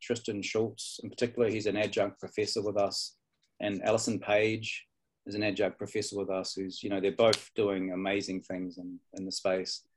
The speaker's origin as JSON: {"language": "English", "country": "New Zealand", "tie": "born or raised there", "also_born_or_lived": "Darwin, Australia / east coast, Australia", "moved": "yes", "lives_now": "Australia", "said": "I was born in Darwin and grew up in uh, Aotearoa, New Zealand, and then came back"}